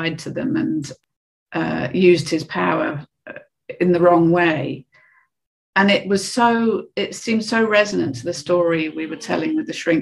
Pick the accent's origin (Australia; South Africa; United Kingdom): United Kingdom; being British